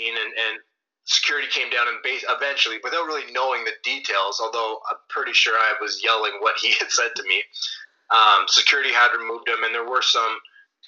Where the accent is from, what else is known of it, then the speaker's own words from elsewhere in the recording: Ottawa, Ontario, Canada; I grew up in Ottawa